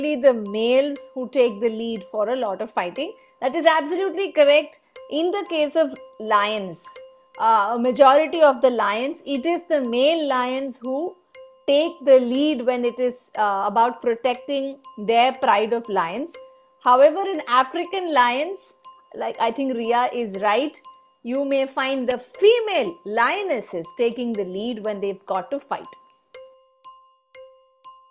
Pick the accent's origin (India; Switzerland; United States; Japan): India; from India